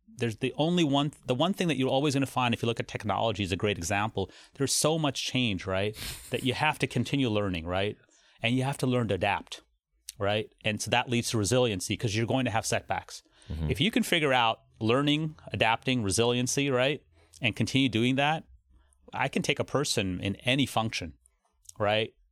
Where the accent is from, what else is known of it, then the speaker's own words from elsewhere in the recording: Cincinnati, Ohio, United States; also born or lived in Toledo, Ohio; I grew up in Cincinnati